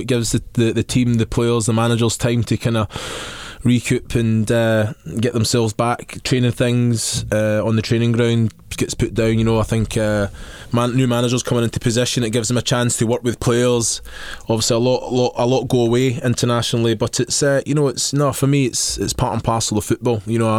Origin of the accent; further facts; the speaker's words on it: Scotland, United Kingdom; I'm Scottish, mate.